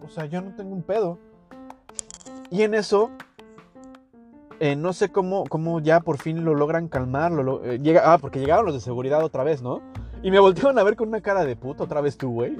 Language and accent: Spanish; Mexico; moved away; a nosotros como mexicanos